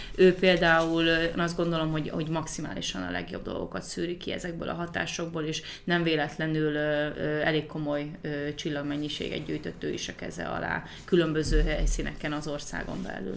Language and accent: Hungarian; Hungary; moved away; also born or lived in United States / England; amikor 2015-ben hazaköltöztem Magyarországra Amerikából